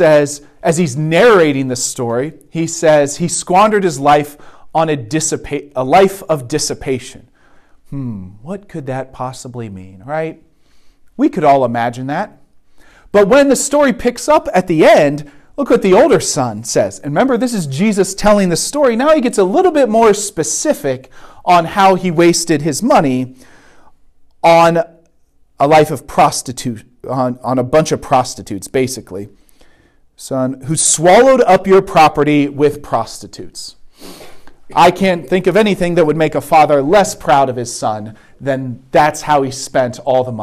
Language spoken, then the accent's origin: English; Vandalia, Ohio, United States; I'm from the suburbs. Right? I grew up in Vandalia